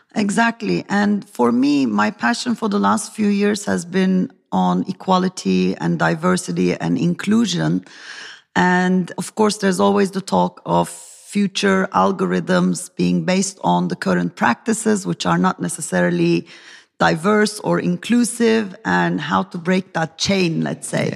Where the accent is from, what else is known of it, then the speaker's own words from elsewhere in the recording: Turkey; from Turkey